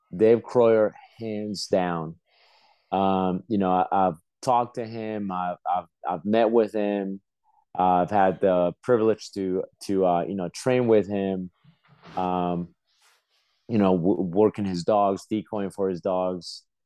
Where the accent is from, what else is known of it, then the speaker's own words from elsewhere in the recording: Peru; moved away; I was born in Peru.